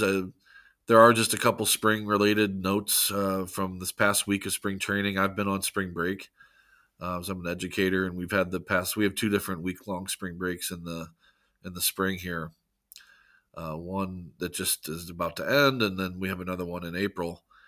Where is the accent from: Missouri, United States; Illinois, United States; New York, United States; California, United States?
Missouri, United States; St. Louis; born and raised in Saint Louis, uh, Missouri